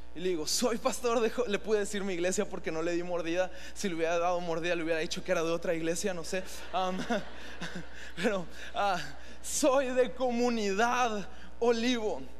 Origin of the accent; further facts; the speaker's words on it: Mexico; nos permitió nacer en uno de los países más increíbles, cuando aquí somos mexicanos